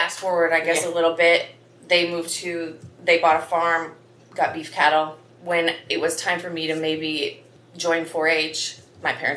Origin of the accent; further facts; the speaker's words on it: Highway 1 between Kalona and Iowa City, United States; now in West Branch, United States; my parents live still in the house I grew up in on Highway 1. It's about halfway between Kelowna and Iowa City